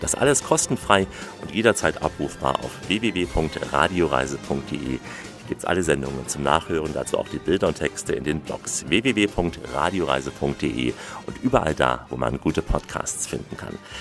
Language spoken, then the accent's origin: German; Saxony, Germany; Also ich bin ja geborener Sachse und mich erinnert vieles hier auch an meine Heimat.